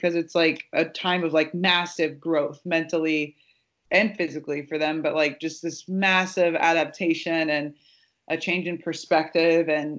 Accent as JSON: {"language": "English", "region": "Nebraska", "country": "United States", "tie": "born or raised there", "said": "I grew up in Nebraska"}